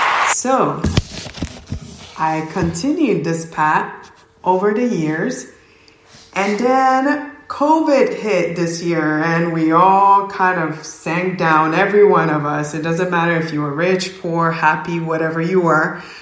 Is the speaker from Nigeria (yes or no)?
yes; Oka, Ondo, Nigeria; now in United States; I am originally from Nigeria, a small town, not so small. It's called Oka, Nigeria. And my culture will say Kedu for hello. So I moved to the US and I pretty much grew up in both worlds and went to school here, went to college.